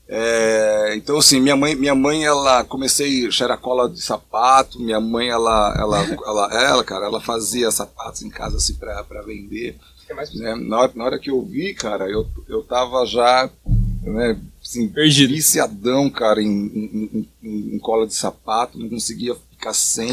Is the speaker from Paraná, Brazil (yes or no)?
no; São Bernardo do Campo, São Paulo, Brazil; moved away as an adult; now in Monte Mor, Brazil; eu sou over, então tenho 44 anos, vim de São Bernardo do Campo